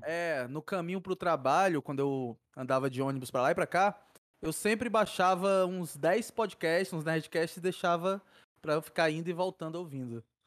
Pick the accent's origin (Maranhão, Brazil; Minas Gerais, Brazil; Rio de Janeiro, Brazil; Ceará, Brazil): Ceará, Brazil; Fortaleza; Nascido e criado aqui em Fortaleza